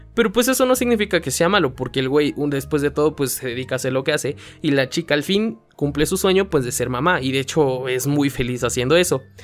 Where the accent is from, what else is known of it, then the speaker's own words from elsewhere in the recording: Puebla, Mexico; estaban grabando aquí en mi ciudad, en el estadio Cuauhtémoc, porque sí soy de Puebla